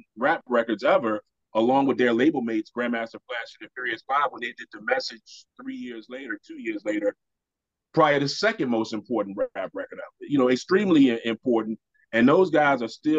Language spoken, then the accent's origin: English; Virginia, United States; being a 9-year-old in Virginia